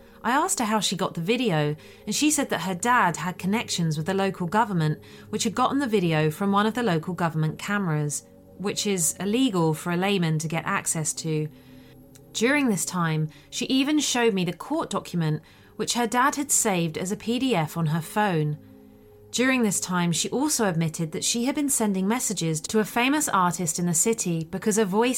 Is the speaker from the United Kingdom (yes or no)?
no; Sweden; it happened in my home country of Sweden when I went to an art school for a summer course